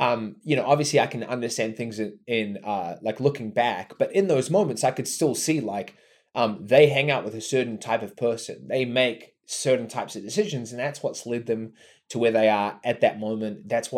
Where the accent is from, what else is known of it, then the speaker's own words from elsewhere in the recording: New Zealand; Dude, so I grew up here in New Zealand, which I think is an important note because it's radically different to a lot of the world.